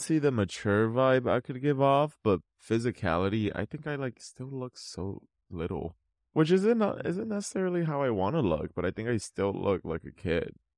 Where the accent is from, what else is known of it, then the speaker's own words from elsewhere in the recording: California, United States; we're from California